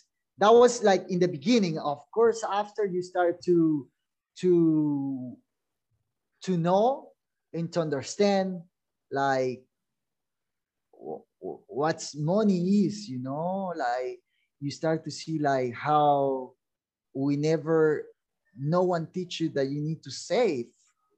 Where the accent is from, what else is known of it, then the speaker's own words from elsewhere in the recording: El Zonte, La Libertad, El Salvador; English is a second language; We grew up in Sonte. We're born here, so Sonte was like that little town that we get tourism